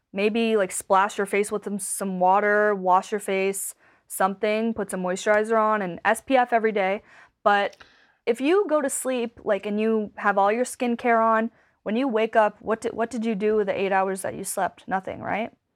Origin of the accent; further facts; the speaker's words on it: Cape Breton, Nova Scotia, Canada; moved away as an adult; also born or lived in Vancouver; I'm from Cape Breton